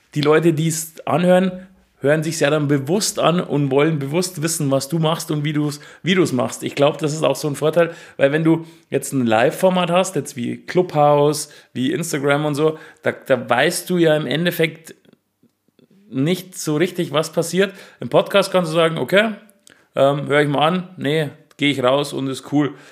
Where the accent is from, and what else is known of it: Ingolstadt, Bavaria, Germany